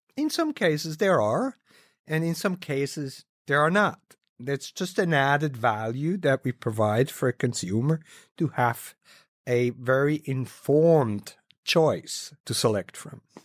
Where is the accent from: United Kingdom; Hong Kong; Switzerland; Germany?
Switzerland; having been born and raised in Switzerland